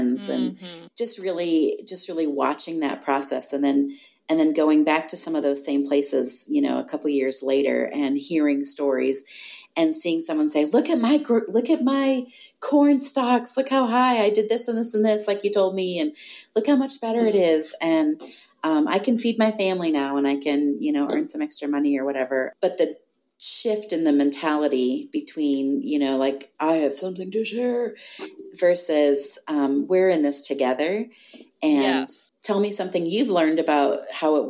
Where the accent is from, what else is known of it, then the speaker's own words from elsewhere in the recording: United States; as an American